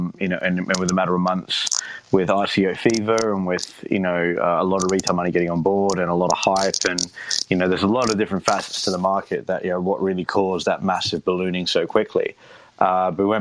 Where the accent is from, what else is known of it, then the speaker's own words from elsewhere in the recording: Australia; moved away as an adult; now in United Kingdom; I'm originally from Australia. I moved to the United Kingdom in 2010